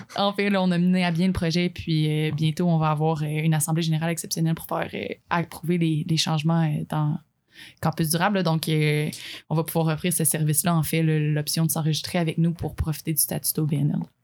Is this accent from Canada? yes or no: yes; Abitibi, Quebec, Canada; moi, en fait, j'ai été élevée en Abitibi